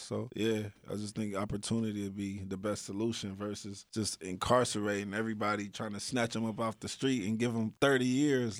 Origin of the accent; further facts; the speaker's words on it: Dayton, Ohio, United States; growing up in Dayton, Ohio, you get exposed to a lot of negativity really fast.